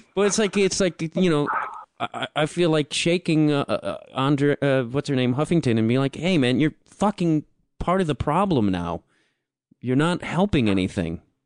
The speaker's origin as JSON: {"language": "English", "town": "Chicago", "region": "Illinois", "country": "United States", "said": "I'm from Chicago"}